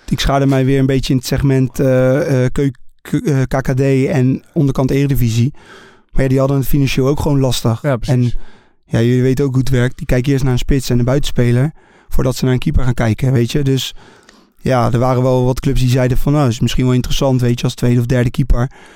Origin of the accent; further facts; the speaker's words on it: Netherlands; Ik ben Nederlander.